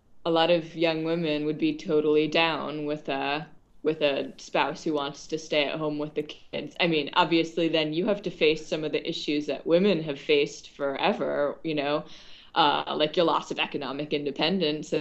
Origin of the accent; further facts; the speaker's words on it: Chapel Hill, North Carolina, United States; also born or lived in Sydney, Australia / Massachusetts / New Mexico; I'm from North Carolina, so I had come back down to my hometown of Chapel Hill